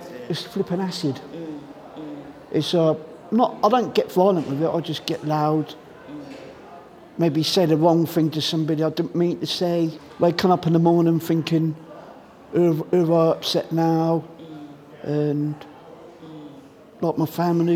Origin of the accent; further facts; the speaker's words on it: Southampton, South East England, United Kingdom; moved away as an adult; now in Reading, United Kingdom; I'm from Southampton